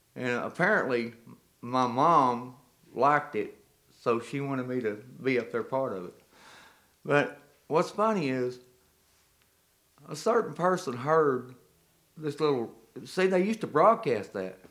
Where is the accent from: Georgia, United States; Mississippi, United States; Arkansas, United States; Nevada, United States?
Arkansas, United States; Clarksville; I was born in Clarksville, Arkansas